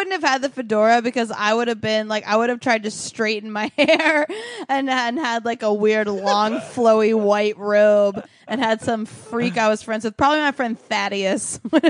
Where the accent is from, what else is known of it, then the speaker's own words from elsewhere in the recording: Oklahoma, United States; as a American from Oklahoma